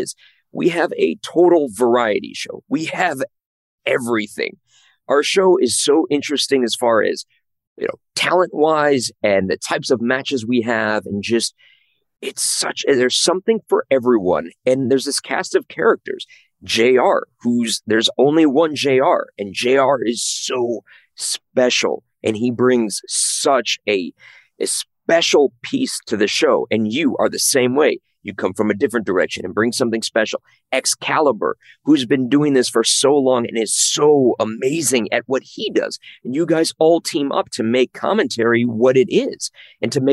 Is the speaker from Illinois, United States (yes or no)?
yes; Chicago, Illinois, United States; I grew up in Chicago